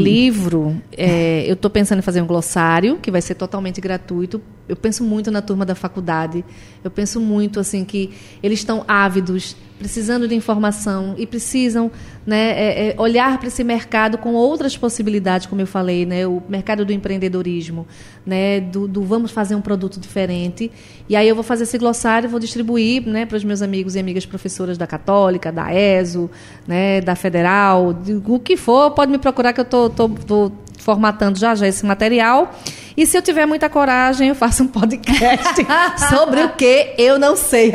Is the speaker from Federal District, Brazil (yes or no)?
no; Recife, Pernambuco, Brazil; Essa aqui é a minha casa também, é a minha terra